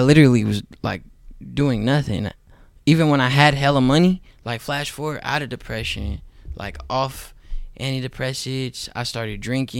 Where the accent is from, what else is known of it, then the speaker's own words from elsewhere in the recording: Oakland, California, United States; Because I was from Oakland. Not really necessarily me being black, but I was just from Oakland.